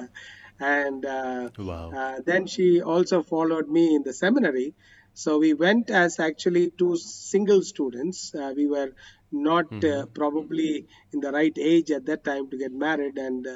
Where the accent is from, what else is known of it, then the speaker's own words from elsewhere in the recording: Chennai, Tamil Nadu, India; moved away as an adult; also born or lived in Kerala; now in Karnataka, India; I grew up in Chennai